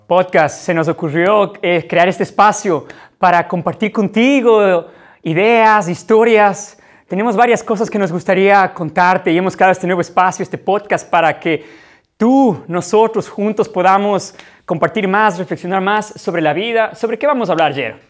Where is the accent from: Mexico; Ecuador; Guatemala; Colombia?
Ecuador; now in Ukraine; vivimos en Ucrania, somos ecuatorianos